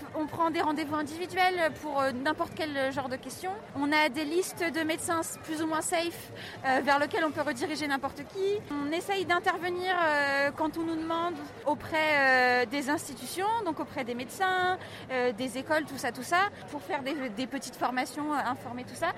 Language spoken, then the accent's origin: French; Nantes, Pays de la Loire, France; j'ai 20 ans, je viens de Nantes